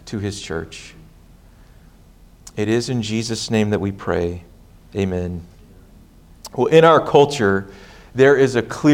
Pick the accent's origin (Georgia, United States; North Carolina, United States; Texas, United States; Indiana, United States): Texas, United States; Hutto; I grew up in Hutto, so not far from Georgetown